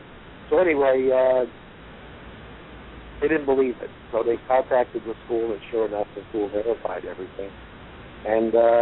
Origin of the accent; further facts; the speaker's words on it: Jersey City, New Jersey, United States; I grew up in Jersey City, New Jersey.